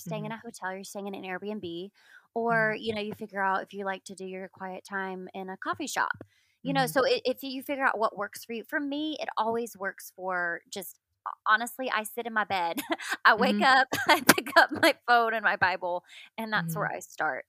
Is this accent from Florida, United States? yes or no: yes; Pensacola, Florida, United States; moved away; my hometown in Pensacola